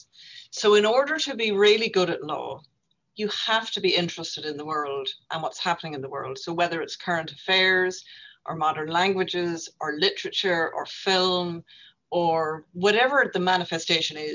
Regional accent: Northern Ireland, United Kingdom; moved away as an adult; now in Dublin, Ireland; as a young woman growing up in Northern Ireland

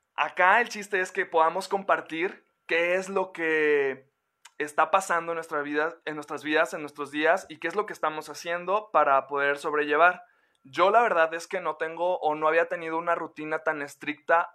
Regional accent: Mexico; como mexicanos y como latinoamericanos

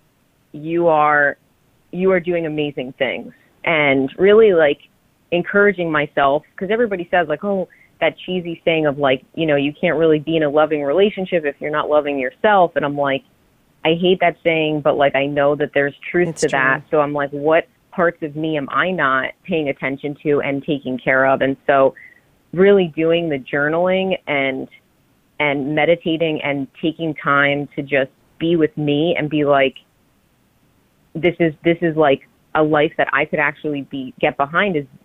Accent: New Jersey, United States; I'm from Jersey.

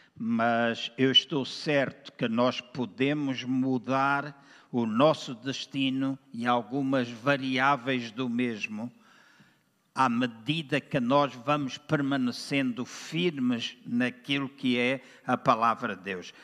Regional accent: Angola; also born or lived in Lisbon, Portugal / Aveiro, Portugal; now in Portugal; Eu nasci em Angola também e na minha terra, às oito da manhã, das oito às nove, era culto de oração

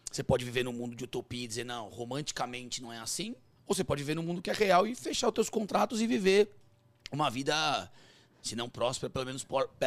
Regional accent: Sorocaba, São Paulo, Brazil; a gente é de Sorocaba.

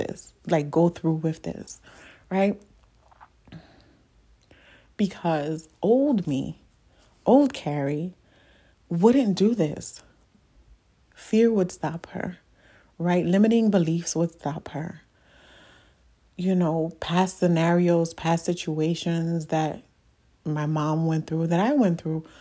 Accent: New York City, New York, United States; moved away as an adult; I'm from the Bronx. Like, the Bronx is me, okay? Like, I've been in the Bronx all of my life

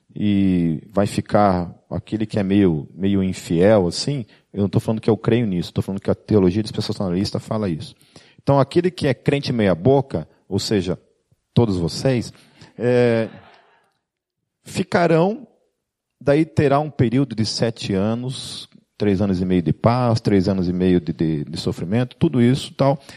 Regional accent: Brazil; principalmente como brasileiro

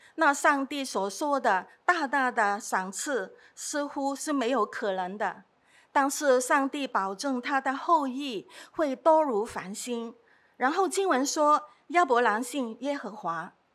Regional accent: Hong Kong; 我是在这里长大的

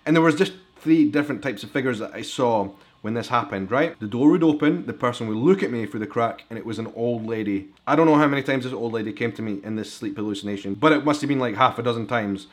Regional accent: Edinburgh, Scotland, United Kingdom; accent: Scottish; I am a vlogger from Edinburgh in Scotland.

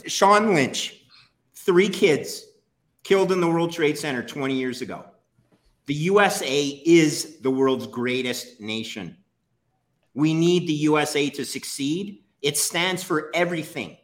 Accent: Canada; I'm Canadian.

